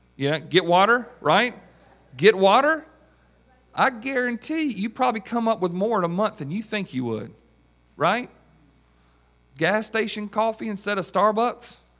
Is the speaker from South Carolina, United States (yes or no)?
yes; South Carolina, United States; from South Carolina